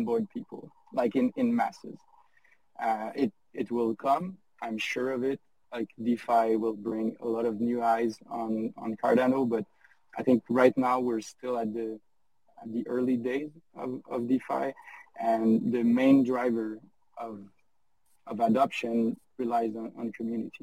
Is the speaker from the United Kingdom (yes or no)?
no; France; English is a second language; my first language is not English. So I'm French